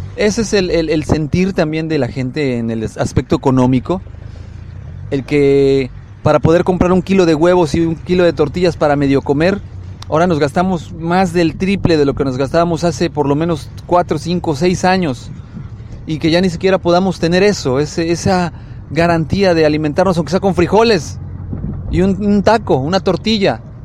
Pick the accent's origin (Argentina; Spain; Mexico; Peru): Mexico; los que somos mexicanos